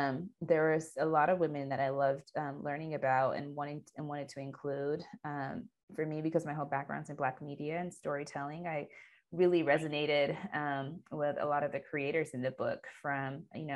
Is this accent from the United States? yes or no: no; Ethiopia; Ethiopia, which is my home country